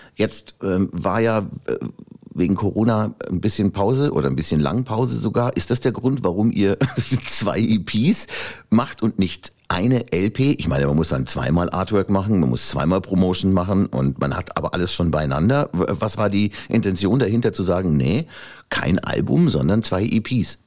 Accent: Upper Palatinate, Bavaria, Germany; bin ich Oberpfälzer

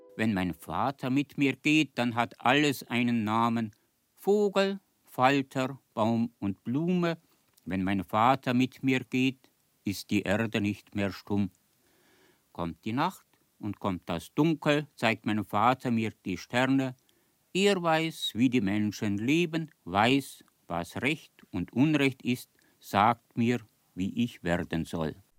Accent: Allgäu, Germany; Wisst ihr, wo ich herkomme? Aus dem Allgäu.

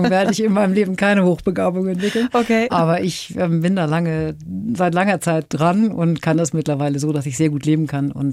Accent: Northern Germany, Germany; sagt man bei uns im Norden so.

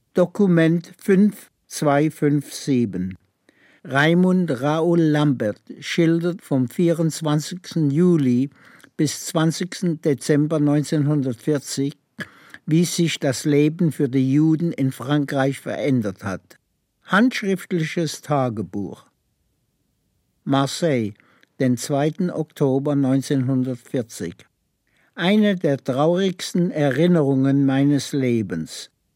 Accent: Kippenheim, Baden-Württemberg, Germany; moved away; also born or lived in Freiburg / Gurs, France / United States; Ich bin in Kippenheim geboren, im Schwarzwald in der Nähe von Laar. Und äh, bis zu zehn Jahre

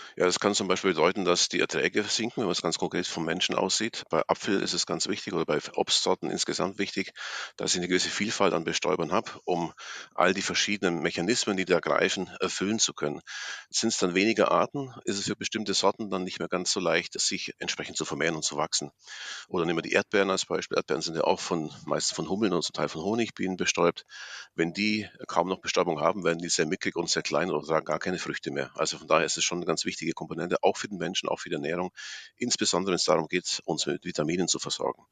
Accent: Allgäu, Bavaria, Germany; aus meiner Heimat kenne, aus dem Allgäu

